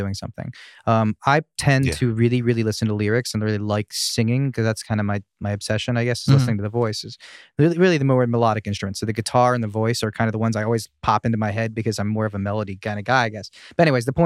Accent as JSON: {"language": "English", "region": "East Coast", "country": "United States", "tie": "born or raised there", "said": "I grew up in the East Coast."}